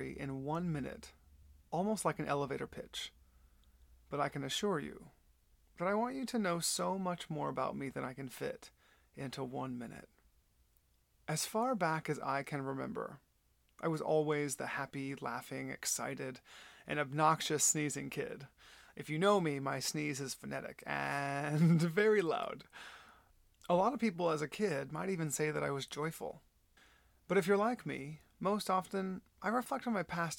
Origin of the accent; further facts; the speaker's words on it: Flower Mound, Texas, United States; also born or lived in Del Rio, Texas / San Antonio, Texas / Dallas, Texas; I was born and raised in Texas. I was born in Del Rio, then moved to San Antonio, and then moved to Dallas because my parents got divorced when I was 5